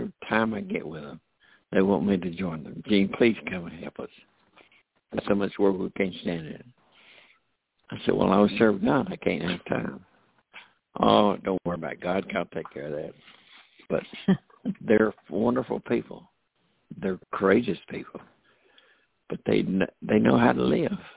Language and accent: English; United States; I'm an American. You know, Americans, our country, United States of America